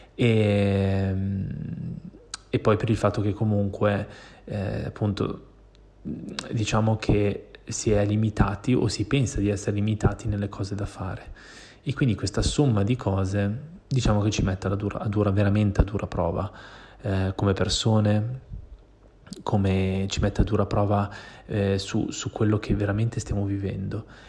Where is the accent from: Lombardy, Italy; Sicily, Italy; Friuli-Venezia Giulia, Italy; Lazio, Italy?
Lombardy, Italy; Milan; moved away as an adult; now in Barcelona, Spain; io sono milanese, cioè nel senso io sono nato a Milano